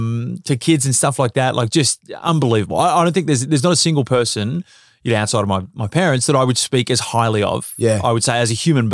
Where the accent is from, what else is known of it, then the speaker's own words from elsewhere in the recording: South Melbourne, Victoria, Australia; MZAC, South Melbourne.